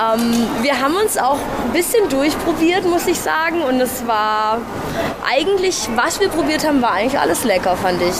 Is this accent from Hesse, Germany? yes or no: no; Schondorf, Bavaria, Germany; ich komme aus Schondorf